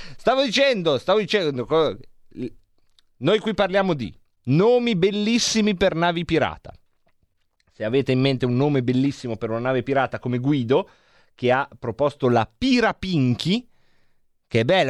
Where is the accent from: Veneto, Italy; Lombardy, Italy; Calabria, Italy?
Lombardy, Italy; Varese; di Varese